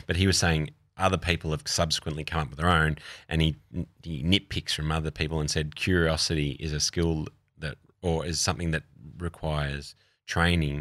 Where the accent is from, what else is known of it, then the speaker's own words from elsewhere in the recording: Australia; also born or lived in London / New York; I'm an Australian